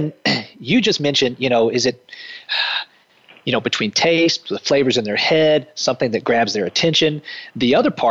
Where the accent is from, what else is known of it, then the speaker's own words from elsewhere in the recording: the South, United States; growing up in the South